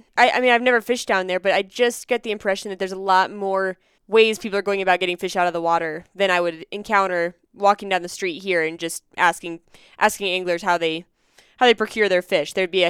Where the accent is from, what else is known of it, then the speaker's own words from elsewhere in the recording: Pennsylvania, United States; now in Denver, United States; I did a lot growing up in Pennsylvania, and I still do when I go back to Pennsylvania.